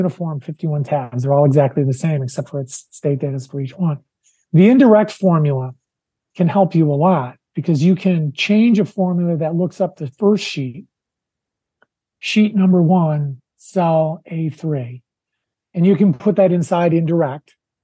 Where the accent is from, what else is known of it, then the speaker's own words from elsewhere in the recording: Wisconsin, United States; Wisconsin, my home state